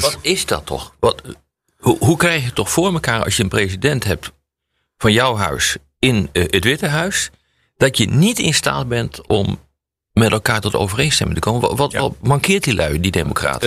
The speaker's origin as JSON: {"language": "Dutch", "country": "Netherlands", "said": "ik ben geen Amerikaan. Ik ben een Nederlander"}